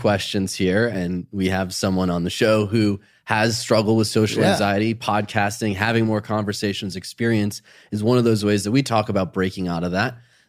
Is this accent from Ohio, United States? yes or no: yes; Ohio, United States; Growing up in Ohio, starting a business, you know, that's boring small talk to most people, but out of that are some commonalities. We're from the Midwest.